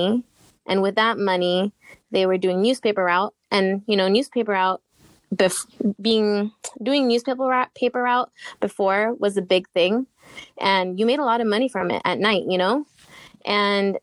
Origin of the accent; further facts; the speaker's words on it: Seattle, Washington, United States; I was actually born and raised in Seattle, Washington